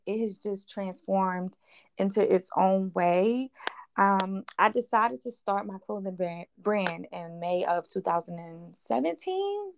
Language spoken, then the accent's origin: English; Philadelphia, Pennsylvania, United States; I'm from West Philadelphia, um, a little area called Down the Bottom